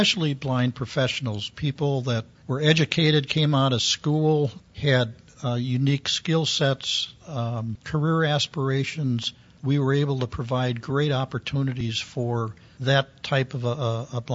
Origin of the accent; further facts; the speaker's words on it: Milwaukee, Wisconsin, United States; also born or lived in Oklahoma City; Milwaukee, which was my hometown